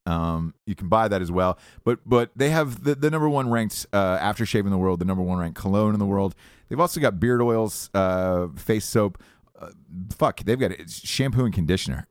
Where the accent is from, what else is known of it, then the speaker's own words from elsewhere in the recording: Georgia, United States; as a kid growing up in Georgia my whole life